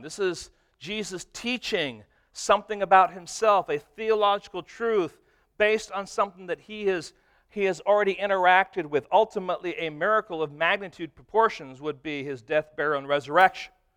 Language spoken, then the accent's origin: English; Detroit, Michigan, United States; moved away; I was from Detroit